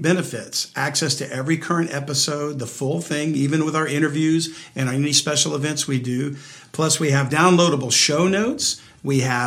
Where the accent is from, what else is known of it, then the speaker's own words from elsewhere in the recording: Louisiana, United States; my home state of Louisiana